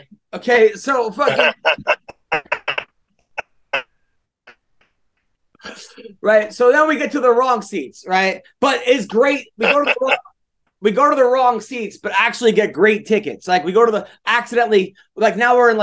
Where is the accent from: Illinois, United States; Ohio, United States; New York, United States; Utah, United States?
New York, United States; I'm from New York.